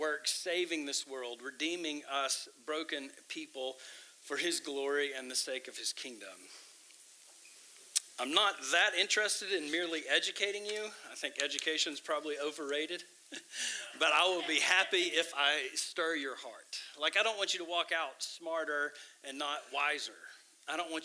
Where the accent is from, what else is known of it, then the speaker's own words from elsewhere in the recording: Tyler, Texas, United States; also born or lived in Midwest; I'm from Tyler. I grew up here.